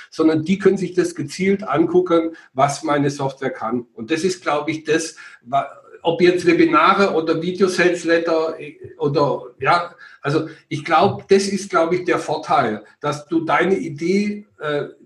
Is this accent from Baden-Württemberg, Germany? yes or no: yes; Schwäbisch Hall, Baden-Württemberg, Germany; also born or lived in Ruhr area; now in Bavaria, Germany; Also ich bin geboren im Ruhrgebiet, bin dann verschleppt worden mit sieben Jahren ins Schwärmenland nach Schwäbisch Hall und bin dann 1996 geflüchtet nach Bayern.